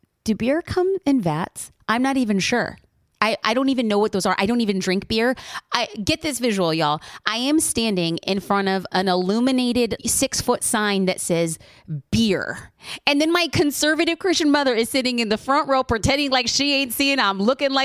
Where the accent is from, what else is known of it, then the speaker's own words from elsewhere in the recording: Orange County, California, United States; my hometown